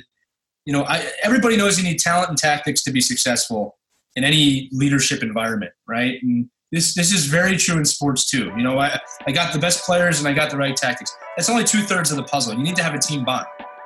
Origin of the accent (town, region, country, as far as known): Philadelphia, Pennsylvania, United States; born or raised there; moved away